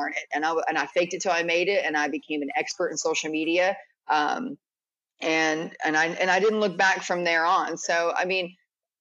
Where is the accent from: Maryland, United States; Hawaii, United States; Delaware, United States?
Maryland, United States; DC area; moved away as an adult; now in Atlanta, United States; I'm from Maryland, DC area. And so I'm from a big city